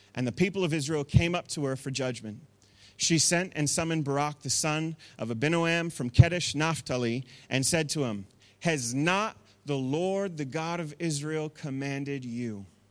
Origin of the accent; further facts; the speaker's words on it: Masterton, Wellington, New Zealand; I grew up in the Wairarapa, and we were in Masterton